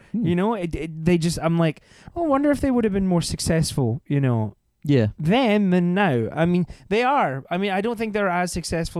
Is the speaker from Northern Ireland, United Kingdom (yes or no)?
no; Scotland, United Kingdom; Like I'm Scottish, I could do Sean Connery